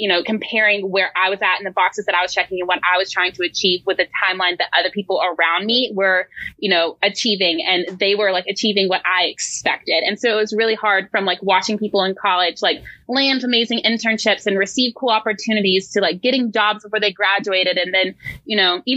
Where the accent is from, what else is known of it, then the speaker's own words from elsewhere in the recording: Cullowhee, North Carolina, United States; I'm actually from Cullowhee. So that is where I'm from. That's where I grew up.